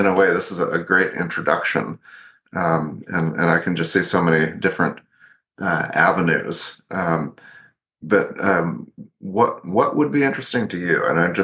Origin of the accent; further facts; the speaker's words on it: Michigan, United States; I was born in Michigan, and my father from Wisconsin